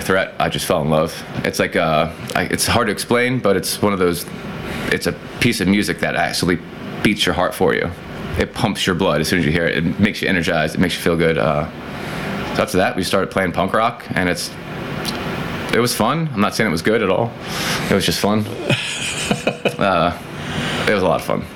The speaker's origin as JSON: {"language": "English", "town": "Peekskill", "region": "New York", "country": "United States", "tie": "born or raised there", "said": "I grew up in Peekskill, New York"}